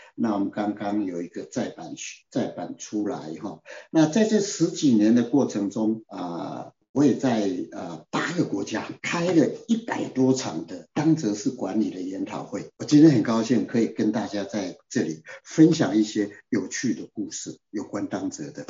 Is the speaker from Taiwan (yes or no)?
yes; Taiwan; 我们台湾人